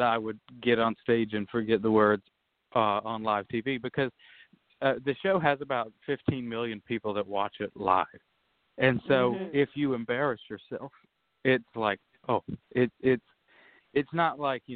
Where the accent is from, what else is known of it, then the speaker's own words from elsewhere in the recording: the South, United States; growing up in the South